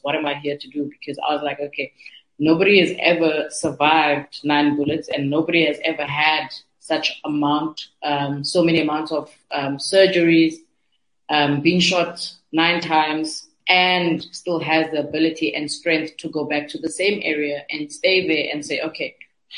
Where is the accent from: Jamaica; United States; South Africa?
South Africa; Cape Town, Western Cape; I'm from Nyanga.